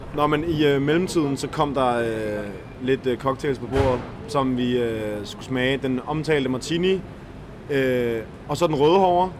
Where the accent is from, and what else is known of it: Denmark